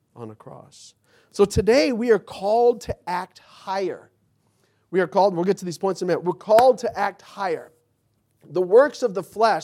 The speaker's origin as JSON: {"language": "English", "town": "Mesa", "region": "Arizona", "country": "United States", "tie": "born or raised there", "said": "my neighborhood growing up in Mesa"}